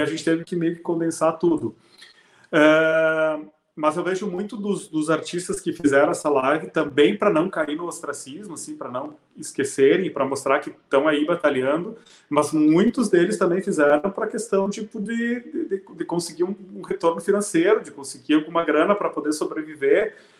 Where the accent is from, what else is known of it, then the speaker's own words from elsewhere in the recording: Serafina Corrêa, Rio Grande do Sul, Brazil; moved away as an adult; now in Porto Alegre, Brazil; Eu sou de Serafina Corrêa, uma cidade que na, na época tinha 10 mil habitantes, agora tem um pouco mais